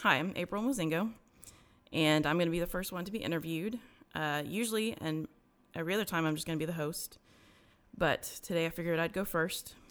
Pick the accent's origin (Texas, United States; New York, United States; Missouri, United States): Texas, United States; Garland; also born or lived in Dallas; I was, uh, born in Dallas, uh, but we moved when I was, like, one to Garland. Um, and so grew up in, I've lived my whole life until I was, like, thirty-five to, in Garland